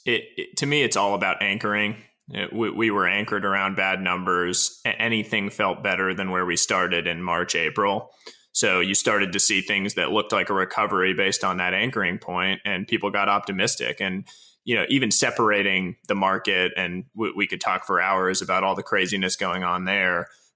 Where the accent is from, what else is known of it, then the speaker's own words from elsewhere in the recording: East Coast, United States; moved away as an adult; now in California, United States; I grew up on the East Coast, moved out to California back in 2009